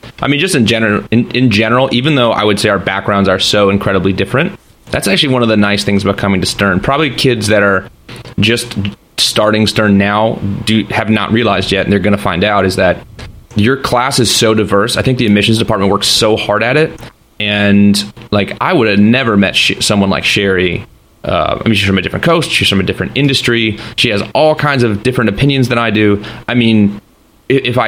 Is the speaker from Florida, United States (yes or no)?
no; New Jersey, United States; I'm from New Jersey